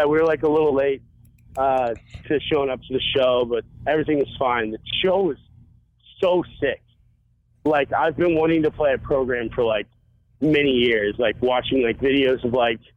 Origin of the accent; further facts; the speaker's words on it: North Carolina, United States; I was born in North Carolina, like right across the bridge from like Atlantic Beach